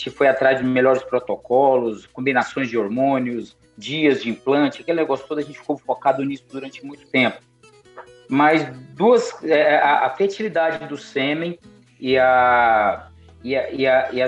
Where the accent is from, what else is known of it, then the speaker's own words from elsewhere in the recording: Mato Grosso do Sul, Brazil; moved away as an adult; É, eu vim do Mato Grosso do Sul, trabalhei no Pantanal do Mato Grosso do Sul, mas cheguei no norte de Minas há 12 anos